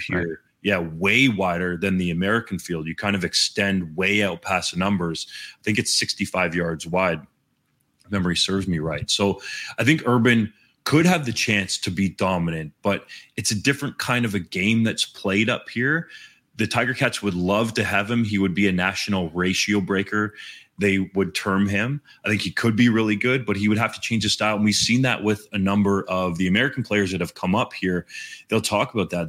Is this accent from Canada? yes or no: yes; Guelph, Ontario, Canada; I played at John F. Ross C V I in Guelph.